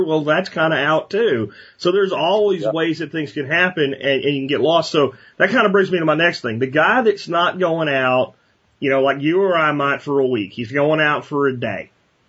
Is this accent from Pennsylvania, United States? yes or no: yes; Pennsylvania, United States; when I was growing up in Pennsylvania, they can't even hunt on Sundays there